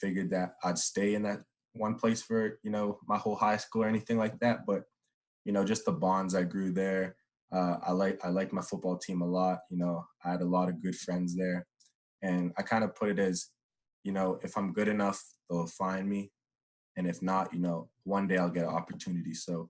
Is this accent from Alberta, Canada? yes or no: yes; Edmonton, Alberta, Canada; growing up in Edmonton, thinking I'm going to, you know, go to high school, Jasper Place, all these things